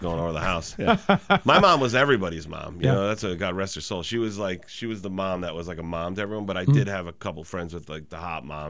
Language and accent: English; Springfield, Massachusetts, United States; MGM Casino in my hometown. So, you know, if you like gambling with your life, come on down and downtown Springfield.